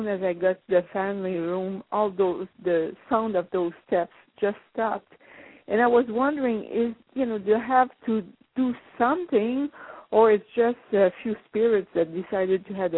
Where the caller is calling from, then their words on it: Ontario, Canada; I'm calling from Ontario.